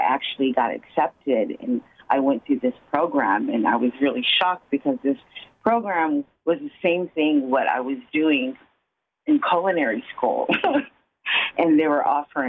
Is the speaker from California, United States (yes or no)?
yes; Oakland, California, United States; also born or lived in Oklahoma; I was born and raised here in Oakland, California